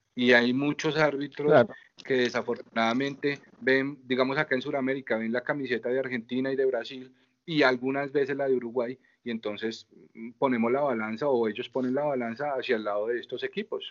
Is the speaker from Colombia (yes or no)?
yes; Colombia; soy colombiano